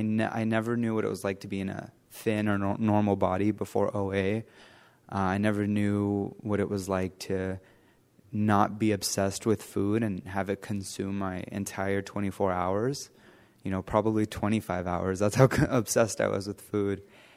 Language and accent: English; Los Angeles, California, United States; I grew up in the San Fernando Valley near Los Angeles, and I had my mom.